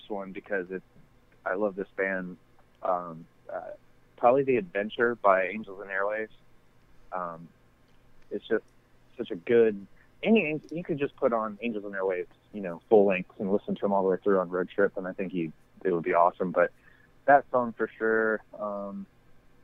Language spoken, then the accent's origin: English; North Carolina, United States; I didn't really necessarily grow up in Raleigh, but I grew up in North Carolina